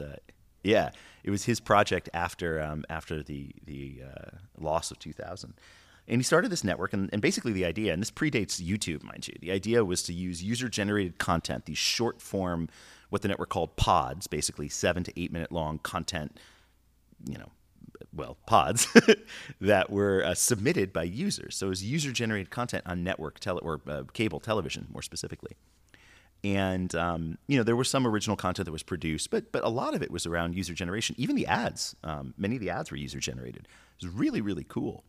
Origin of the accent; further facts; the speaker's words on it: New York City, New York, United States; moved away as an adult; now in California, United States; growing up in New York is like growing up anywhere.